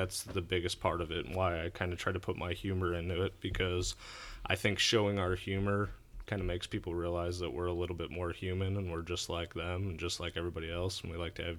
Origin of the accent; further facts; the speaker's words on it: St. Louis, Missouri, United States; I did. I grew up in St. Louis, out in the St. Charles area.